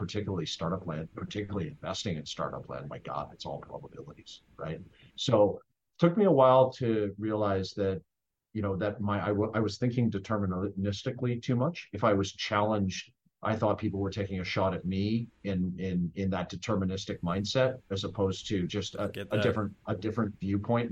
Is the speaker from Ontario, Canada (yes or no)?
no; Saskatchewan, Canada; I grew up in Saskatchewan.